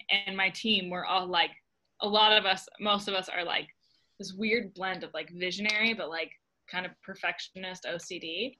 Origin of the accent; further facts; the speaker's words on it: Arvada, Colorado, United States; moved away as an adult; now in Utah, United States; I grew up in Arvada.